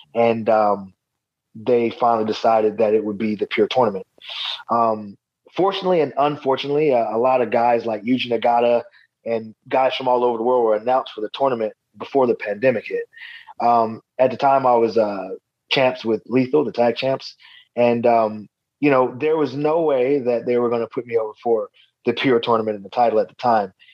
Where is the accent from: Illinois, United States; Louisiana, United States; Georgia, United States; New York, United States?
Georgia, United States; Atlanta; my hometown here in Atlanta, Georgia.